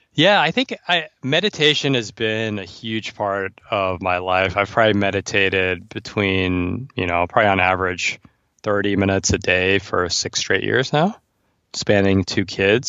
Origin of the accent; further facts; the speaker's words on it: New York City, New York, United States; And I'm from New York City.